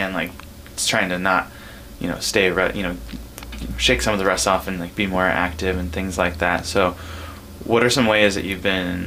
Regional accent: California, United States; now in Ketchikan, United States; I'm from California originally, and I definitely grew up in a more rural area

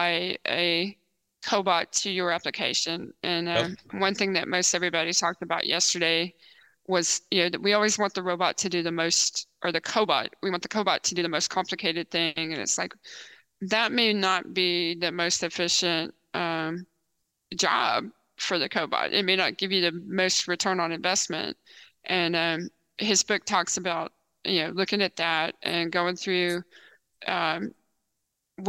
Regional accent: Texas, United States; And I grew up in Texas, born in Texas.

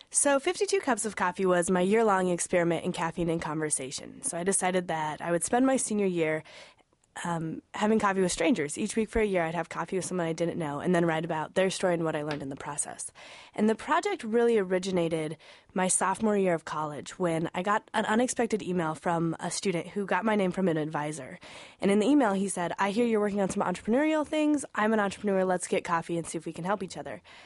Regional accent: Wyoming, United States; moved away; I'm originally from Wyoming.

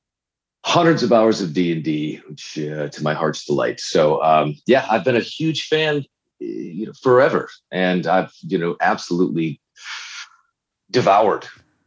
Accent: Canajoharie, New York, United States; I grew up in a very small town called Canajoharie, New York, which is, I think, Iroquois Indian in origin, the name of that town, which is about 40 miles west of Albany, the state capital. It's a town of about 2,500, 3,000 people.

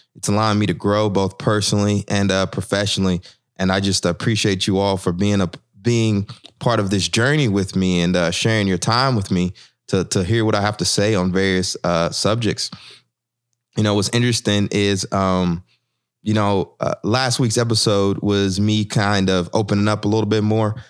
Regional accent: the South, United States; growing up in the South

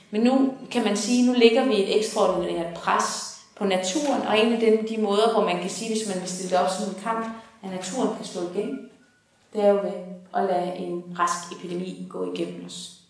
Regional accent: Horsens, Central Denmark Region, Denmark; hvor jeg kommer fra på Horsens egen

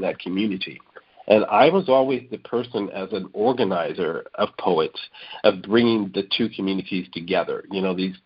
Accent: San Francisco, California, United States; I grew up in San Francisco

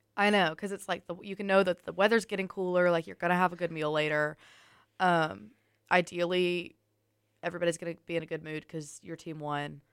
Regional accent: Tuscaloosa, Alabama, United States; we're from Tuscaloosa

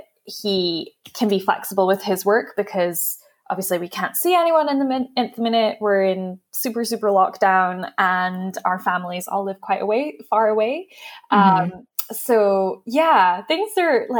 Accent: Aberdeen, Scotland, United Kingdom; moved away as an adult; also born or lived in Texas / Washington, D.C. / upstate New York; now in London, United Kingdom; I grew up in Aberdeen

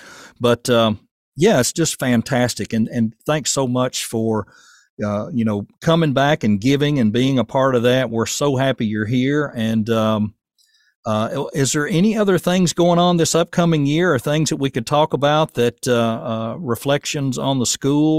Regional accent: Rutherford County, Tennessee, United States; now in Portland, United States; I was from Rutherford County and moved up here for work.

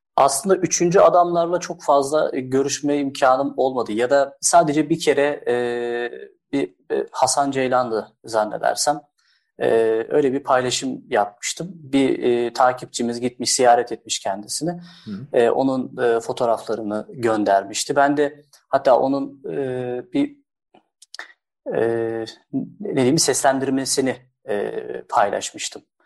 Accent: Erzurum, Turkey; also born or lived in Istanbul; now in Bursa, Turkey; 1986 aslında Erzurum doğumluyum

